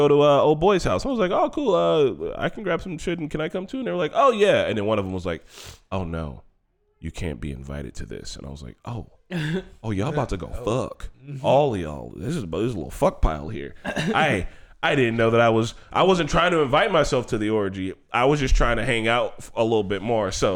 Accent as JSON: {"language": "English", "town": "Gary", "region": "Indiana", "country": "United States", "said": "I'm from Gary"}